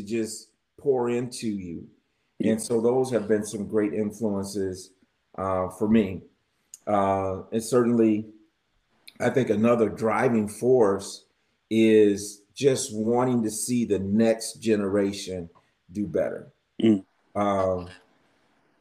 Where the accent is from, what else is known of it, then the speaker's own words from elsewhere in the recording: Michigan, United States; I'm from Michigan